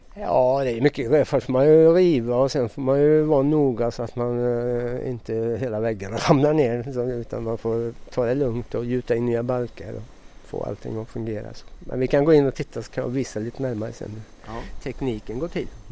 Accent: Sweden; moved away as an adult; now in France; vi svenskar som jobbar här

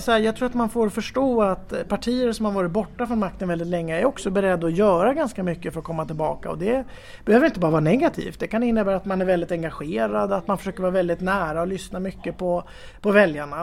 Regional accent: Gävle, Gävleborg County, Sweden; moved away as an adult; now in Tyresö, Sweden; jag är född och uppvuxen i eh, Gävle

